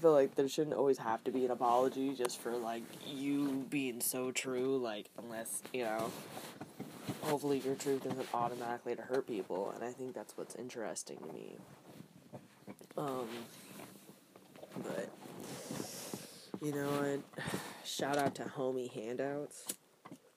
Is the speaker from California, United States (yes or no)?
yes; Northern California, United States; growing up in NorCal